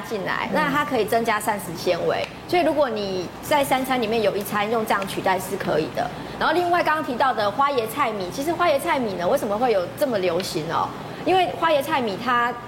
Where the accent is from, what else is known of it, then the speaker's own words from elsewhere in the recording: Taiwan; 像我们台湾人不太喜欢吃冷饭嘛